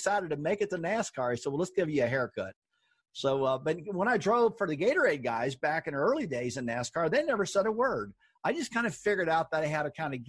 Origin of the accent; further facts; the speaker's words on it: St. Louis, Missouri, United States; now in North Carolina, United States; I grew up in St. Louis.